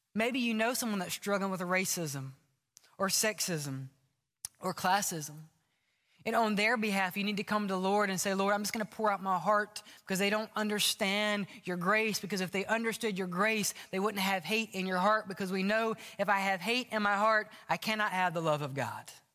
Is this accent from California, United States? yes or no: no; Mississippi, United States; now in Alabama, United States; We're in Alabama. I grew up in Mississippi.